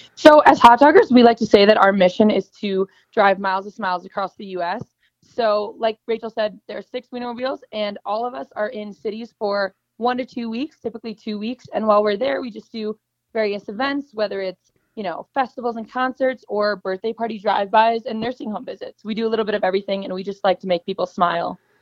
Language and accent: English; Chicago, Illinois, United States; moved away as an adult; also born or lived in Missouri; I'm initially from Chicago